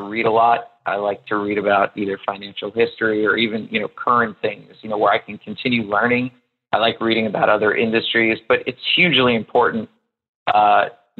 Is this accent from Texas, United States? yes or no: no; New York, United States; also born or lived in Miami; I'm based in New York. I'm from New York